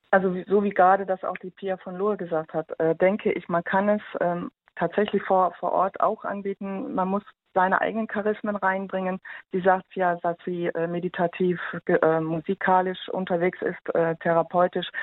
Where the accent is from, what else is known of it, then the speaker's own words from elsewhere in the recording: Germany; bei uns in Deutschland